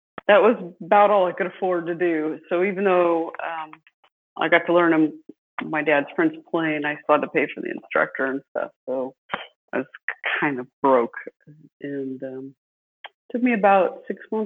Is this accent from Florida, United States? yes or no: no; Watsonville, California, United States; I was born and raised in California. Actually, I was born in Watsonville, California